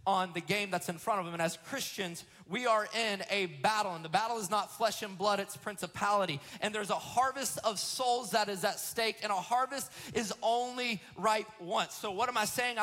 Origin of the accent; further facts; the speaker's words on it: Florida, United States; I'm first generation Floridian, the product of Alabama and Georgian love